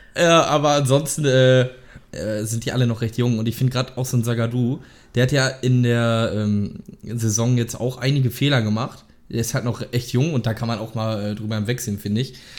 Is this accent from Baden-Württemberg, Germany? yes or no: no; Lünen, North Rhine-Westphalia, Germany; ich komme aus Lünen, das liegt in der Nähe von Dortmund